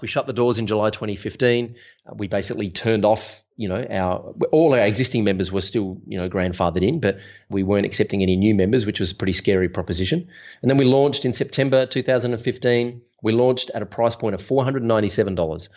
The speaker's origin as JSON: {"language": "English", "town": "Melbourne", "region": "Victoria", "country": "Australia", "said": "I'm from Melbourne, Australia"}